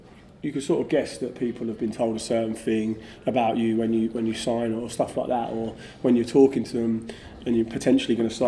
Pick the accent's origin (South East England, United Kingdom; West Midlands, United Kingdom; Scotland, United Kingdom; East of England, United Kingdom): South East England, United Kingdom; Basingstoke; I grew up in Basingstoke, which is just outside London